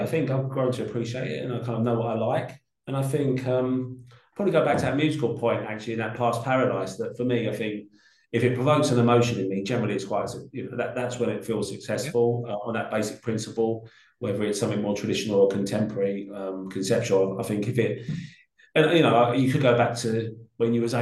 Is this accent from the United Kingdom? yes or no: yes; London, United Kingdom; I grew up in Peckham in South London